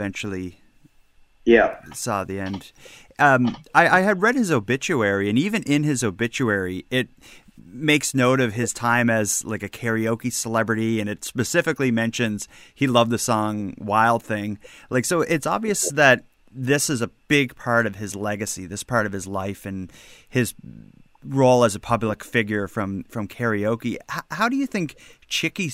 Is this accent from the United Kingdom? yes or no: no; Cape Breton, Nova Scotia, Canada; growing up in Cape Breton in the 80s